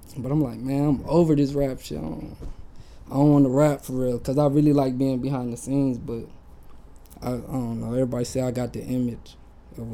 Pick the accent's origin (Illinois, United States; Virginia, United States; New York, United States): Virginia, United States; moved away as an adult; now in Orange County, United States; I moved out here from Virginia.